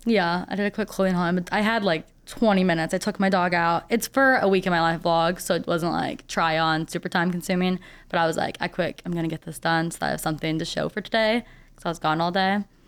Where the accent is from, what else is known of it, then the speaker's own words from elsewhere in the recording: St. Peters, Missouri, United States; now in St. Louis, United States; I grew up in the St. Peter's area, so out in the suburbs